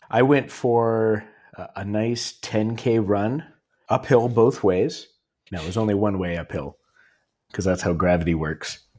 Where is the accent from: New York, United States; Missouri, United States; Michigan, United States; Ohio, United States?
Ohio, United States; Cleveland; from Cleveland